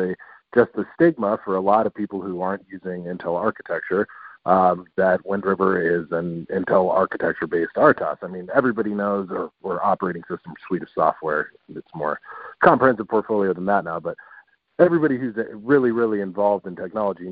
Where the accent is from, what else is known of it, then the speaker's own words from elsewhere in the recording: Phoenix, Arizona, United States; I'm from Phoenix